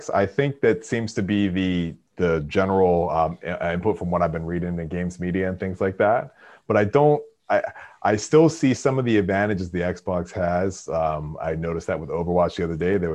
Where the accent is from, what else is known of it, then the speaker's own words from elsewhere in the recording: Canada; I'll be back to Canada for sure. My, um, I, I definitely, you know, I, I as you know, I'm Canadian as well, so I'll definitely be back.